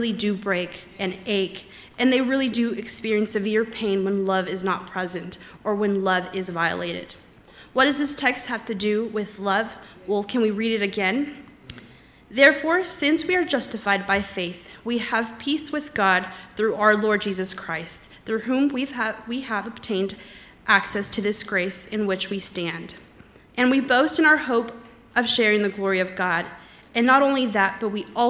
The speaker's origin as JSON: {"language": "English", "town": "Los Angeles", "region": "California", "country": "United States", "tie": "born or raised there", "moved": "yes", "said": "I grew up in the San Fernando Valley, so not too far away from here, and so it is wonderful being back home for a little bit"}